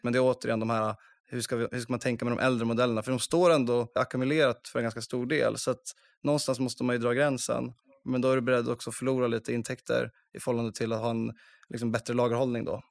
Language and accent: Swedish; Uppsala, Uppsala County, Sweden; moved away as an adult; also born or lived in Gothenburg; jag är från Uppsala för det första. Jag eh, flyttade till eh, Göteborg och pluggade finans på Handels där